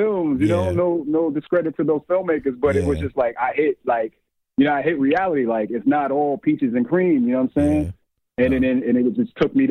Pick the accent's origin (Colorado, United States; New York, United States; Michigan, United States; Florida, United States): New York, United States; New York City; I grew up in Bed-Stuy, Brooklyn. I actually still live in Bed-Stuy, Brooklyn, and I'm from old Brooklyn